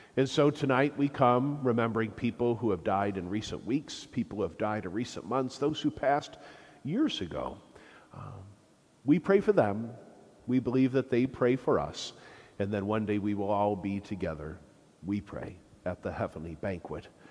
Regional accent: Flint, Michigan, United States; also born or lived in Rome; I'm from Flint

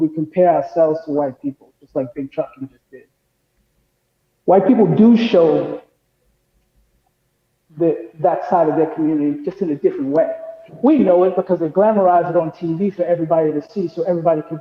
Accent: New York City, New York, United States; moved away; also born or lived in Boca Raton, Florida; I've lived in the hood. I'm from Hollis, Queens.

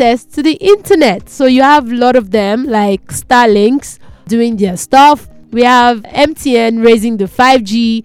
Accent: Nigeria; I'm a Nigerian

